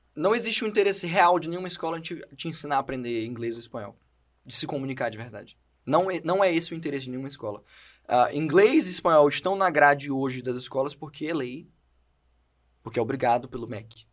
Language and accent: Portuguese; Brazil; first language Portuguese; I'm from Brazil